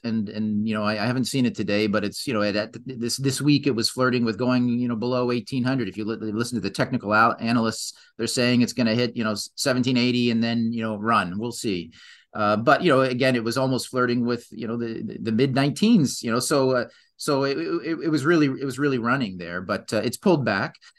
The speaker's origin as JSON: {"language": "English", "country": "Canada", "said": "I'm Canadian"}